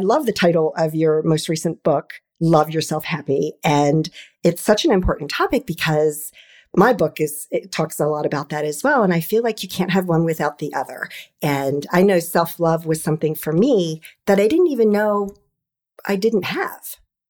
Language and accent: English; D.C. metro area, District of Columbia, United States; I'm an East Coast girl and I've been in the DC metro area my entire life.